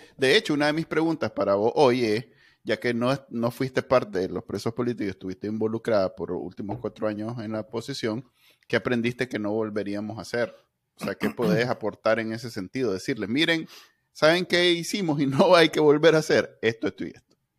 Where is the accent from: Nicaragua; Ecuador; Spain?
Nicaragua; somos un país conservador